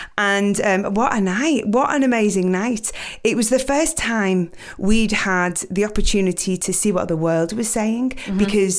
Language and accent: English; United Kingdom; you know, being British, always flying the flag around the world, to be at the Olympics and be able to perform again, you know, it was an honor for us